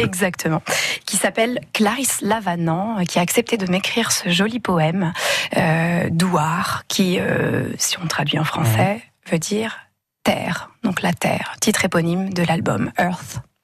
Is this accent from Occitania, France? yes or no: no; Brittany, France; je suis bretonne et que, euh, que ce sont mes racines